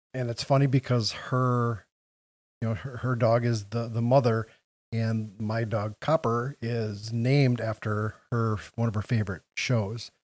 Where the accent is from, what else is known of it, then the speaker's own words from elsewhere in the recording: Wausau, Wisconsin, United States; moved away as an adult; now in Green Bay, United States; I grew up, I was born in Wausau, so right down in central Wisconsin.